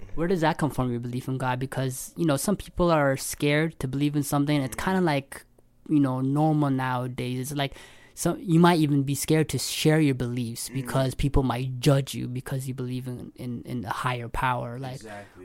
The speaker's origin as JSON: {"language": "English", "town": "London", "region": "Ontario", "country": "Canada", "moved": "as an adult", "lives_now": "Toronto, Canada", "said": "I'm originally from London, Ontario. I moved to Toronto two years ago"}